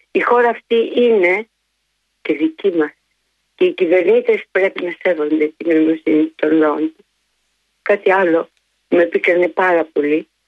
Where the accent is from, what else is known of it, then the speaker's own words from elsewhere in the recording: Greece; Δεν είμαστε μετανάστε στην πατρίδα μας. Είμαστε Έλληνες και ερχόμαστε από πολύ μακριά.